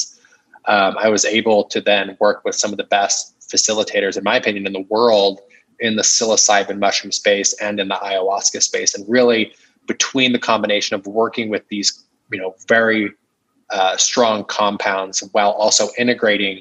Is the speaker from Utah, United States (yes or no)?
yes; Utah, United States; growing up in Utah, Mormon, conservative